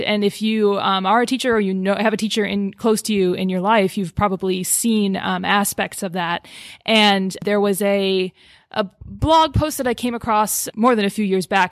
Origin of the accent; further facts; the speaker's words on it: Boston area, Massachusetts, United States; I'm from the Boston area.